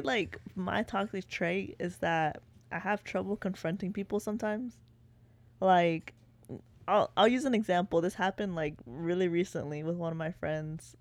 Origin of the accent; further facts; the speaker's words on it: Waco, Texas, United States; moved away as an adult; now in Austin, United States; I'm originally from Waco, born and raised